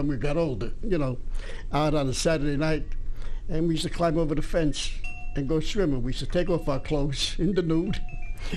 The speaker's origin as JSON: {"language": "English", "town": "New York City", "region": "New York", "country": "United States", "tie": "born or raised there", "said": "I was born and raised in East Harlem, on 20th Street"}